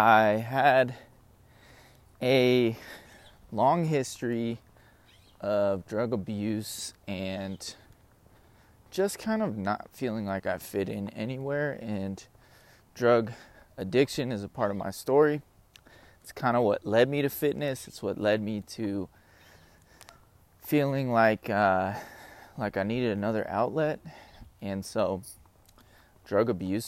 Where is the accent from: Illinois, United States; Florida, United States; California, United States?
California, United States; South Bay, Los Angeles County; moved away; I was born in Southern California, LA County. I went to school in the South Bay region of California